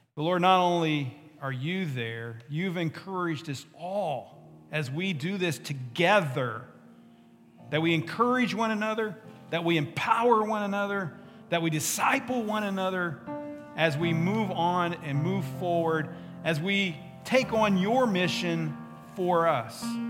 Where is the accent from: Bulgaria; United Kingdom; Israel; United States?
United States; West Virginia; I'm from West Virginia.